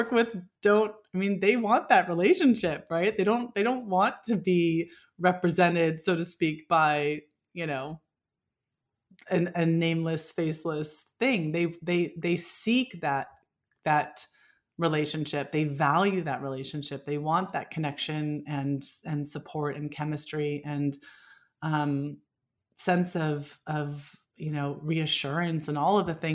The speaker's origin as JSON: {"language": "English", "area": "Bay Area", "region": "California", "country": "United States", "tie": "born or raised there", "said": "growing up in the Bay Area"}